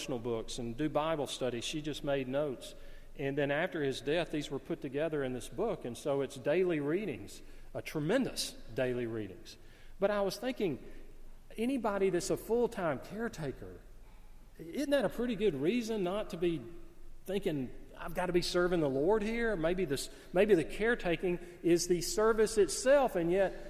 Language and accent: English; the South, United States; I grew up in the South. I love the South